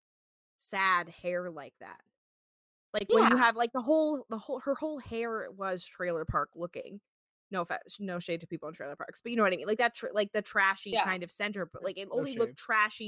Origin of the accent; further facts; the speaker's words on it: New Jersey, United States; growing up in Jersey